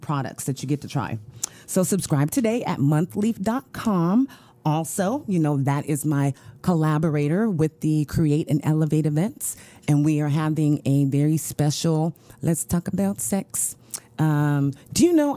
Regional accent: Pittsburg / Elk Grove, California, United States; I was born here. Pittsburgh, Elk Grove

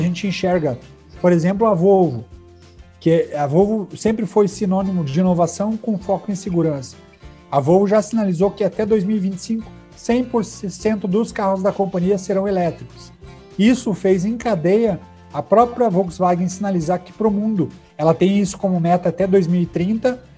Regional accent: Brazil; sou brasileiro

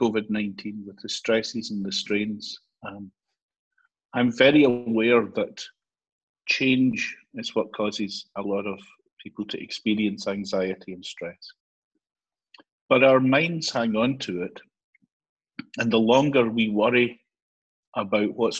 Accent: Glasgow, Scotland, United Kingdom; moved away as an adult; also born or lived in Ayrshire; now in Edinburgh, United Kingdom; I'm originally from Glasgow, spent a lot of my career in Ayrshire, and now I'm on the East Coast in Edinburgh

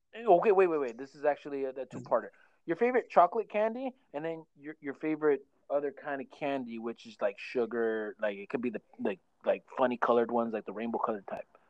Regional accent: Oxnard, California, United States; also born or lived in Santa Paula, California; me and Mark, we, we, were born and raised in Oxnard

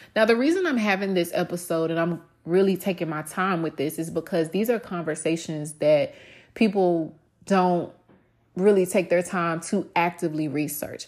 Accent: the South, United States; moved away; me growing up in the South

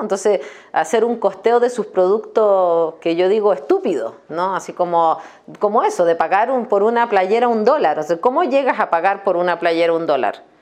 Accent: Norte Grande, Chile; also born or lived in Coquimbo; Y me crié en el norte de Chile, en el desierto de Atacama

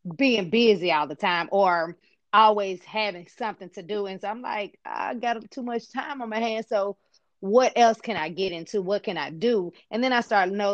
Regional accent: Memphis, Tennessee, United States; I was born and raised here in Memphis, Tennessee

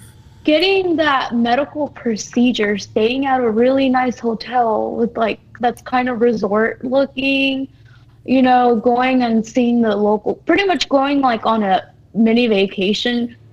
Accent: Texas, United States; Well, I grew up in Texas 4 hours from the border, right?

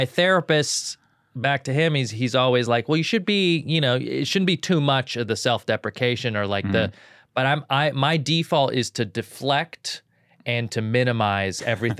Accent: California, United States; There's parts of me that are very bro stuff growing up in Southern California.

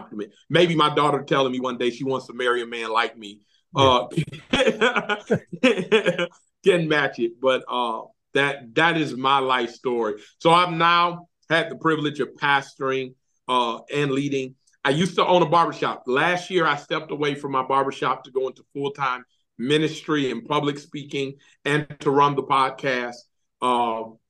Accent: Detroit, Michigan, United States; moved away as an adult; now in Alabama, United States; growing up in Detroit, Michigan

